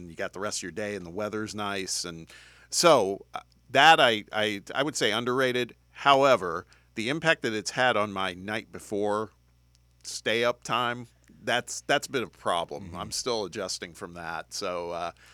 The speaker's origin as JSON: {"language": "English", "town": "Indianapolis", "region": "Indiana", "country": "United States", "tie": "born or raised there", "moved": "yes", "said": "it's up in my hometown"}